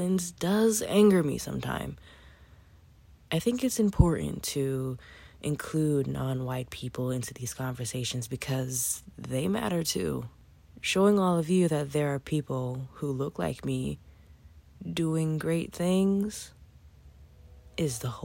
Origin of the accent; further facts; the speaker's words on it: New York City, New York, United States; I'm a 30-something-year-old Black woman with a Haitian-Cuban background, born and raised in Brooklyn, New York